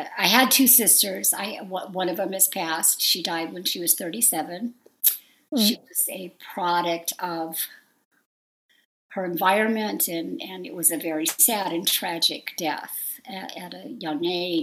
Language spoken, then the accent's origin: English; San Fernando Valley, Southern California, United States; accent: Valley girl; I grew up in the in Southern California, mostly all over the San Fernando Valley